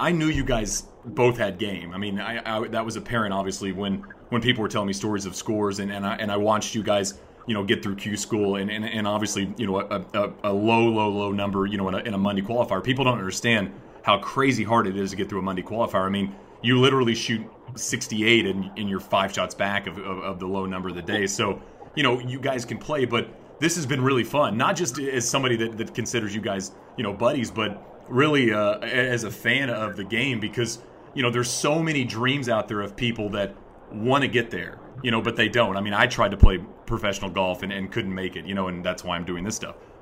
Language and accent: English; Marshall, Texas, United States; my hometown